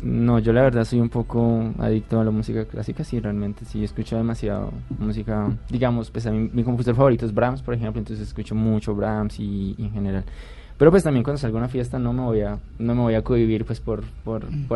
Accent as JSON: {"language": "Spanish", "town": "Popayán", "region": "Cauca", "country": "Colombia", "tie": "born or raised there", "said": "Yo soy de Popayán"}